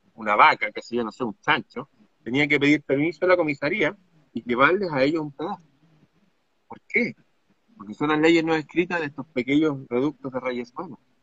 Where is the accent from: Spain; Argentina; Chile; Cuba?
Chile; mi país